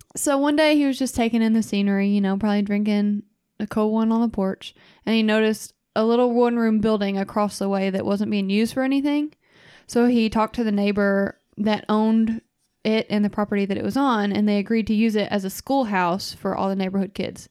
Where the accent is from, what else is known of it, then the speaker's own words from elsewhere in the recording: Kentucky, United States; I said, "Kentucky."